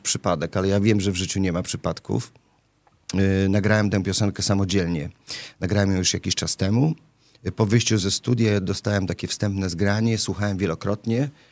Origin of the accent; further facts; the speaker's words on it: Łódź, Łódź Voivodeship, Poland; moved away; jestem e, rodowitym łodzianinem, bo tam się urodziłem